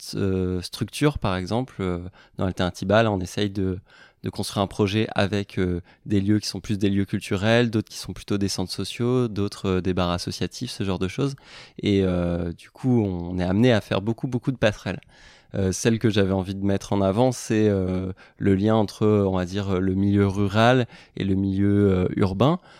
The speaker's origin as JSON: {"language": "French", "region": "Normandy", "country": "France", "tie": "born or raised there", "said": "j'ai grandi en Normandie"}